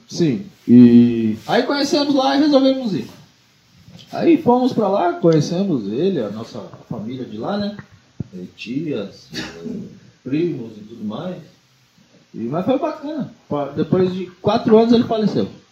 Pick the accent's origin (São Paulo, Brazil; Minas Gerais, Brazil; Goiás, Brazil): São Paulo, Brazil; eu sou paulista